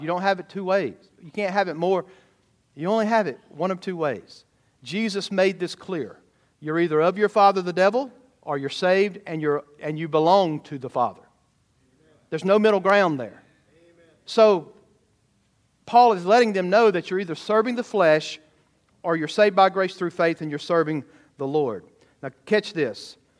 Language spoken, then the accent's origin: English; the South, United States; growing up in the South